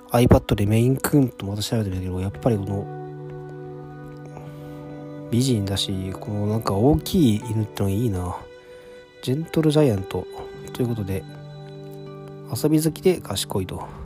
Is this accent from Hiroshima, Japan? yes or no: yes; Hiroshima, Japan; born there; 自分は生まれは実は広島なんですけども、えー、広島に、まあ、実家的な感じのね、家もあって